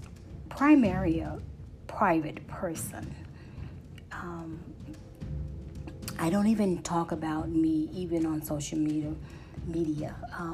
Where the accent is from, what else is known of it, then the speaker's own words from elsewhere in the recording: St. Louis, Missouri, United States; I was born in St. Louis, Missouri